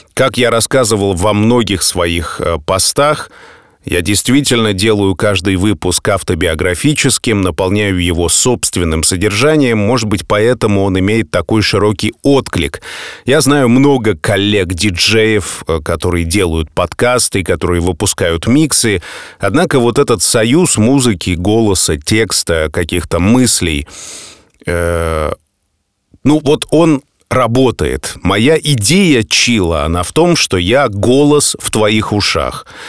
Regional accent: Saint Petersburg, Russia; нахожусь дома, нахожусь в родном городе

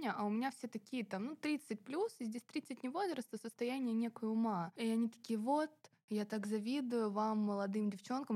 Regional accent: Kaliningrad, Kaliningrad Oblast, Russia; born or raised there

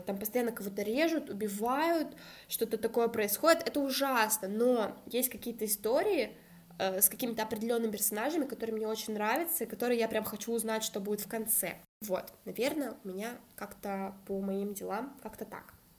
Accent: Kazakhstan; moved away as an adult; also born or lived in Saint Petersburg, Russia; Родилась в Казахстане и переехала учиться в Петербург

